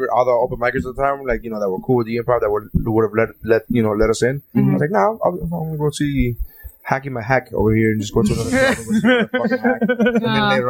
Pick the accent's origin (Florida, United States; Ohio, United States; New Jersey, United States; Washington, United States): Florida, United States; Miami; but I'm from Miami